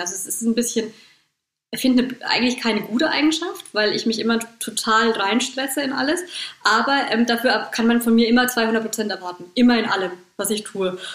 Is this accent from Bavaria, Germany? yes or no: yes; Bad Kissingen, Bavaria, Germany; bei uns in Bad Kissingen